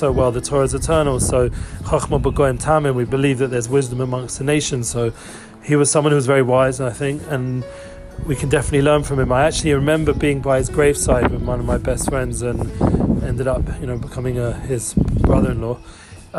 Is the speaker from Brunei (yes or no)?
no; England, United Kingdom; also born or lived in Harrow; now in Israel; my background growing up in England